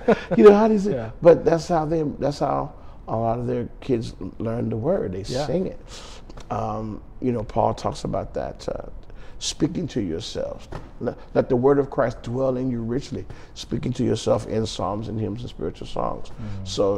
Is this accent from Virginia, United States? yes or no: no; Phoenix, Arizona, United States; I grew up in Phoenix, Arizona, born and raised.